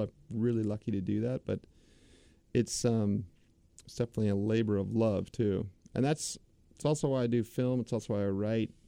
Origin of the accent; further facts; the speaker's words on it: United States; As the American public